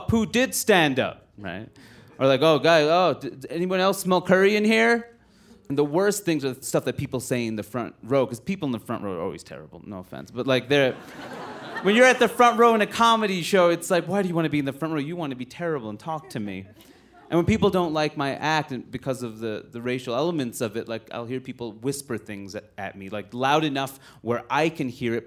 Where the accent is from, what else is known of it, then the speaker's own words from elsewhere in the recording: New York City, New York, United States; also born or lived in Maine; I grew up in Queens, New York, which is the most diverse place in the world